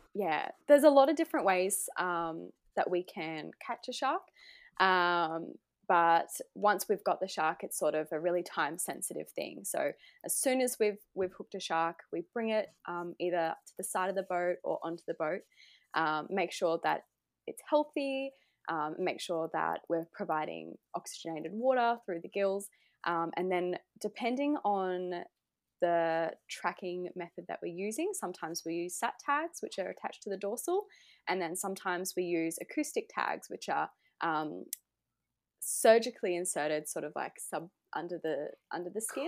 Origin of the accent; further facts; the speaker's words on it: Gold Coast, Queensland, Australia; I'm from the Gold Coast, Australia